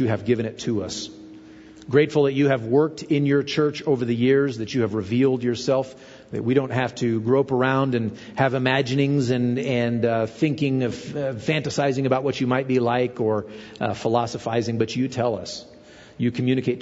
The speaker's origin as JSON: {"language": "English", "country": "United States", "said": "being an American"}